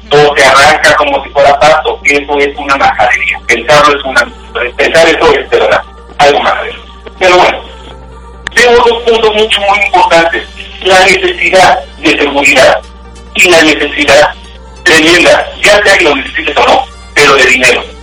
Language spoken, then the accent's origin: Spanish; Mexico; now in United States